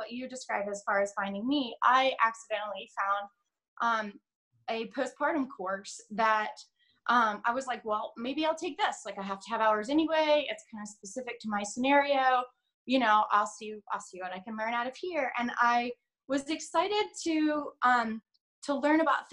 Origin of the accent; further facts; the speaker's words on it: United States; also born or lived in England; I'm American